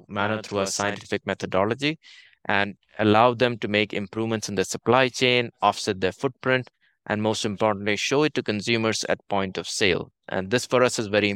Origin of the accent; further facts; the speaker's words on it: India; moved away as an adult; also born or lived in Toronto, Canada; now in Netherlands; I grew up in India, and very typically, I did engineering in India and computer science